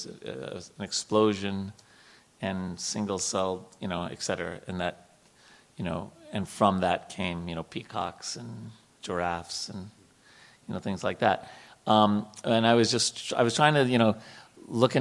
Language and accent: English; New York, United States; I grew up in New York